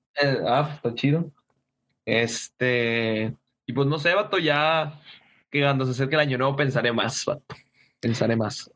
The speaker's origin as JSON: {"language": "Spanish", "region": "Chihuahua", "country": "Mexico", "said": "somos de Chihuahua"}